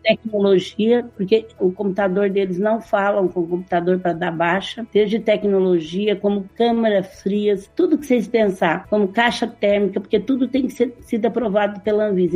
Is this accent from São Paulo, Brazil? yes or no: yes; Franca, São Paulo, Brazil; accent: southern Minas Gerais; Eu sou de Franca. Franca é uma cidade no interior de São Paulo